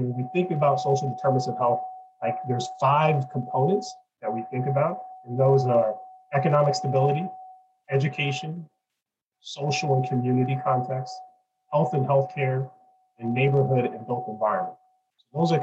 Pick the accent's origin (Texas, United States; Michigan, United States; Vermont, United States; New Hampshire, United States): Michigan, United States; Detroit; now in Pasadena, United States; I was born in Detroit and live in Pasadena